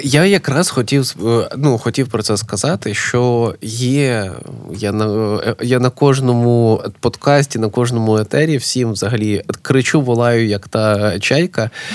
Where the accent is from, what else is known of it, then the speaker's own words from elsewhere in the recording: Kyiv, Ukraine; moved away as an adult; now in Lviv, Ukraine; я прожив майже все життя в Києві, але я не киянин.